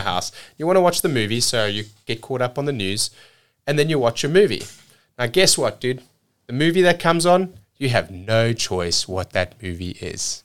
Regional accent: South Africa; moved away as an adult; also born or lived in cruise ships; now in United States; growing up in South Africa

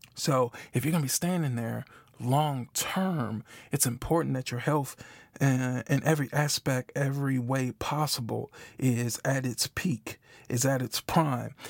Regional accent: Milwaukee, Wisconsin, United States; moved away as an adult; now in Memphis, United States; I'm from Milwaukee, Wisconsin, currently live in Memphis, Tennessee

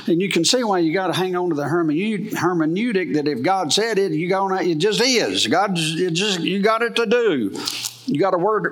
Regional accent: United States; I am an American. I am. I love America.

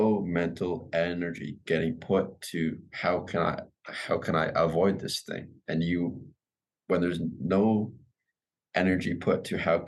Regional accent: Vancouver, British Columbia, Canada; I'm originally from Vancouver, British Columbia, Canada

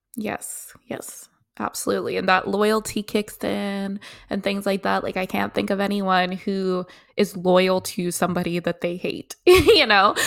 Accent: Canada; also born or lived in South Africa; That's where I was born, but I didn't grow up there. I grew up in Canada

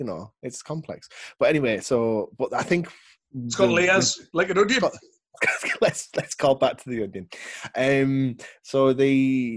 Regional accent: Barrow-in-Furness, North West England, United Kingdom; moved away; I'm originally from the Northwest, from a place called Barrow in Furness

